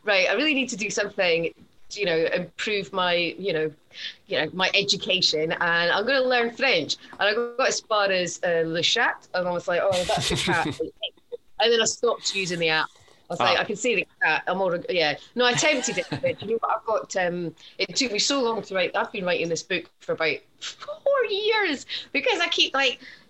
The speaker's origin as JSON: {"language": "English", "region": "Scotland", "country": "United Kingdom", "moved": "yes", "lives_now": "England", "said": "I'm Scottish"}